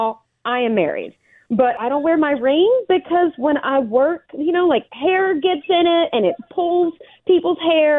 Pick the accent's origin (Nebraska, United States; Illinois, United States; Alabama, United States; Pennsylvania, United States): Alabama, United States; moved away; I grew up in Alabama